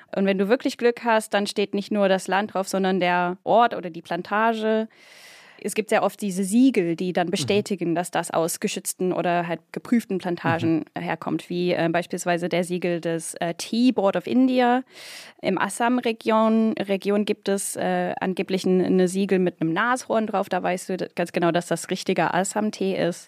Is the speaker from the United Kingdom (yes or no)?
yes; United Kingdom; now in Germany; bin ich auch Britin